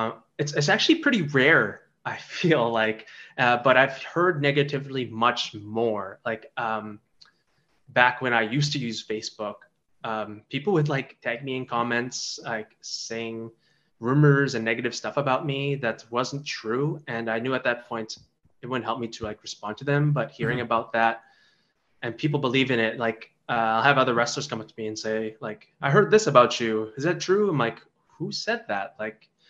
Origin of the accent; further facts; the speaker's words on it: Canada; I was born in Canada, but my parents they're not just like immigrants, they're refugees. So the standard of the way I was growing up was very different from everybody around me